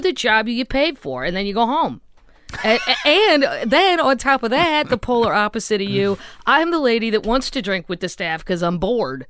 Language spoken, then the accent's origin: English; St. Louis, Missouri, United States; moved away; I'm from Saint Louis originally